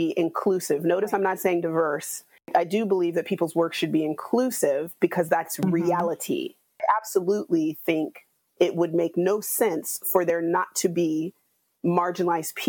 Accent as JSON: {"language": "English", "region": "West Coast", "country": "United States", "tie": "born or raised there", "said": "as a Black American who was raised on the West Coast"}